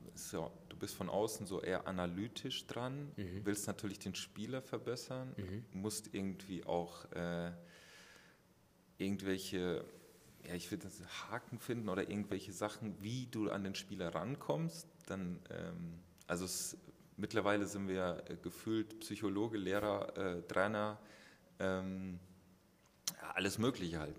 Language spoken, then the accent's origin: German; Aschaffenburg, Bavaria, Germany; moved away; ich komme ja aus Aschaffenburg, aus dem Kreis Aschaffenburg